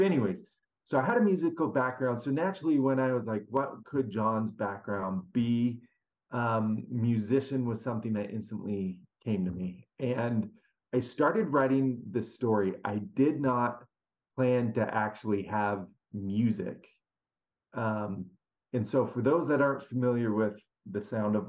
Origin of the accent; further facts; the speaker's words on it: Seattle, Washington, United States; I grew up in Seattle